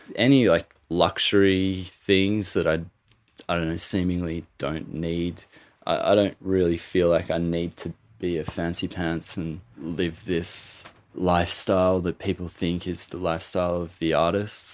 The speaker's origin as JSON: {"language": "English", "area": "Gippsland", "region": "Victoria", "country": "Australia", "said": "I'm Aboriginal, I'm from Gippsland, Gunai and Monero"}